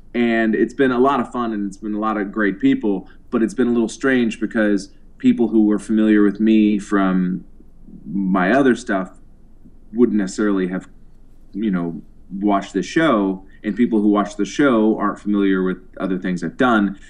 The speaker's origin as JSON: {"language": "English", "town": "Boston", "region": "Massachusetts", "country": "United States", "moved": "as an adult", "lives_now": "New York City, United States"}